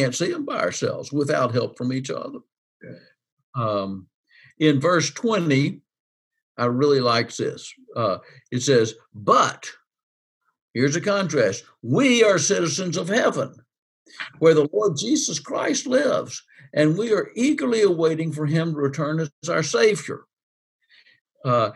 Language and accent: English; United States; also born or lived in Albania